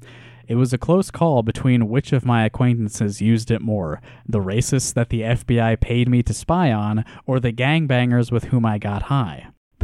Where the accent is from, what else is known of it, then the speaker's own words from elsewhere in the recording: Iowa, United States; He was from the hoods of Baltimore. I'm from Iowa.